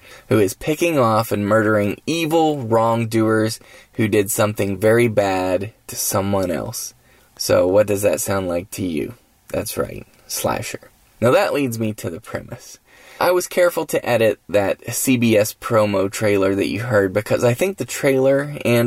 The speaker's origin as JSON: {"language": "English", "region": "West Virginia", "country": "United States", "tie": "born or raised there", "said": "I'm in my home state of West Virginia"}